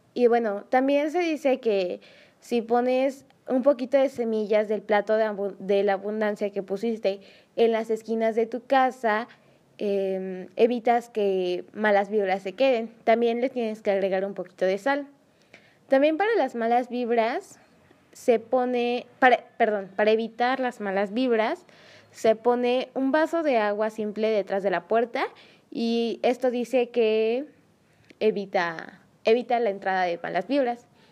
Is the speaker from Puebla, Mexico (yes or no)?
yes; San Andrés Cholula, Puebla, Mexico; mi pueblo